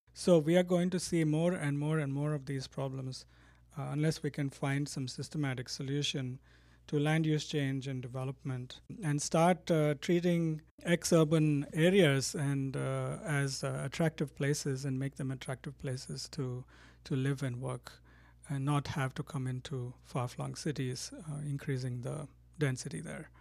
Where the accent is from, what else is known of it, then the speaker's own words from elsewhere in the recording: Bangalore, Karnataka, India; now in Davis, United States; I grew up in Bangalore, so it's my hometown